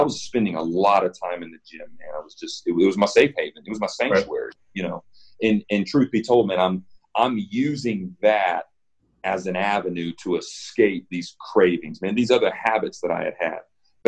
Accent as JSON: {"language": "English", "town": "Evansville", "region": "Indiana", "country": "United States", "tie": "born or raised there", "also_born_or_lived": "Nashville, Tennessee / Los Angeles", "moved": "as an adult", "said": "I grew up in Evansville, Indiana"}